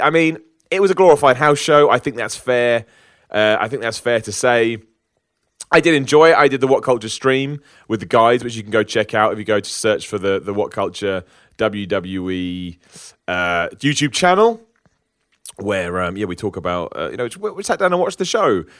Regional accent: United Kingdom; I'm a British person

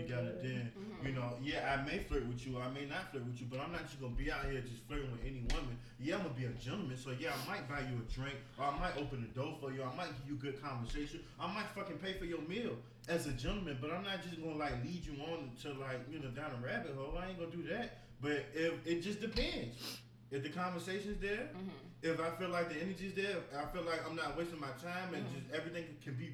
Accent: Northern Virginia, United States; moved away; originally from the East Coast, North of Virginia

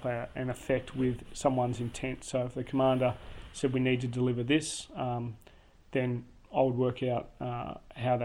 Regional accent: Tasmania, Australia; moved away as an adult; also born or lived in Townsville; now in Canberra, Australia; I come from Tasmania

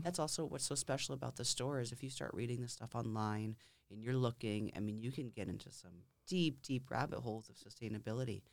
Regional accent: Lakes Region, New Hampshire, United States; also born or lived in Concord, New Hampshire; I born and raised in New Hampshire, mm-hmm. in the Lakes region

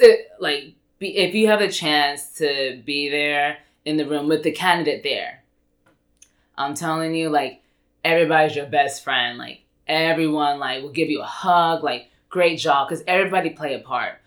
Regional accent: Irving, Texas, United States; I grew up in Irving.

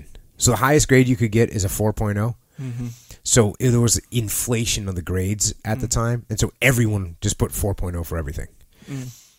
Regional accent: New England, United States; moved away as an adult; I grew up in New England, not a huge military proponent up there

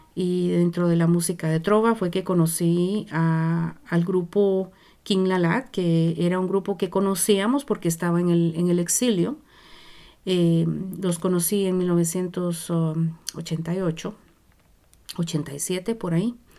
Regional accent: Zacapa, Guatemala; moved away as an adult; also born or lived in Nicaragua / Mexico; now in Vancouver, Canada; Yo vengo de Guatemala, nací en Guatemala, en un pueblo chiquitito del este que queda en una región que se llama Zacapa.

